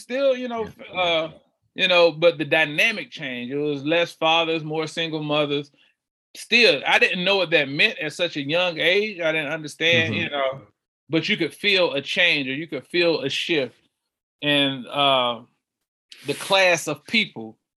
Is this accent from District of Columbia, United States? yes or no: no; Charlotte, North Carolina, United States; I'm from uh, the west side of Charlotte, born southwest, now living northwest